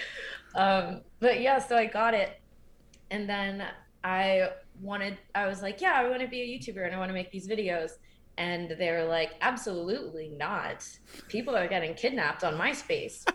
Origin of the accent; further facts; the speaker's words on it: Windsor, Connecticut, United States; also born or lived in Maryland; I grew up in Connecticut. Um, so I moved there in fourth grade